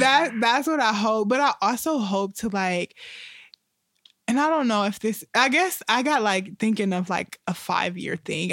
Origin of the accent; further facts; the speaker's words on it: Toledo, Ohio, United States; moved away; I'm from Toledo